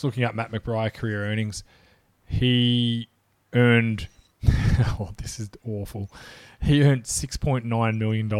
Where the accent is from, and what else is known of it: Australia